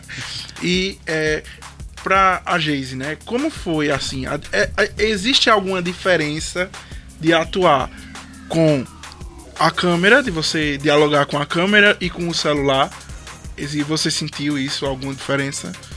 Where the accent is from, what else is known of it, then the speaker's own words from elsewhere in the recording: Lagoa dos Gatos, Pernambuco, Brazil; eu sou de Lagoa dos Gatos e o pessoal da minha cidade comenta muito sobre Papo Pop. Porque, como eu sou de lá